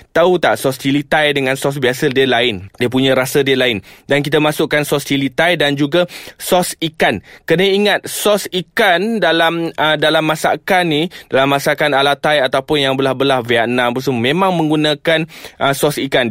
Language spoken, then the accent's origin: Malay; Kedah, Malaysia; Saya ni orang Kedah